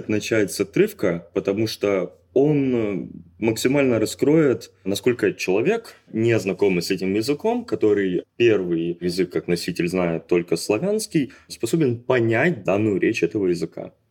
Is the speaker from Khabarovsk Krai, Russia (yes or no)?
yes; Khabarovsk, Khabarovsk Krai, Russia; moved away as an adult; now in Kazan, Russia; Из Хабаровска.